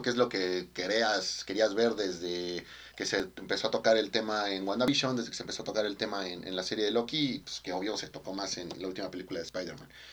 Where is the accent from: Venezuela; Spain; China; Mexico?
Mexico; como mexicano